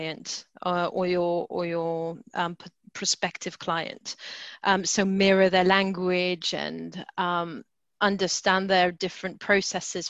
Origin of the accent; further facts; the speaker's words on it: France; moved away as an adult; now in United Kingdom; so I was brought up in France, and coming to the UK in my 20s